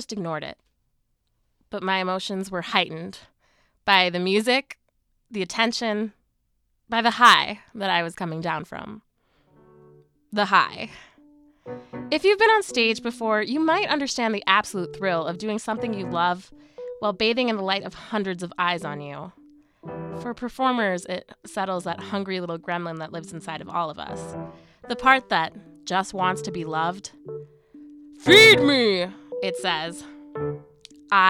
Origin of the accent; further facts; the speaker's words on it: Madison, Wisconsin, United States; also born or lived in India / England / Illinois; I moved to Madison when I was a kid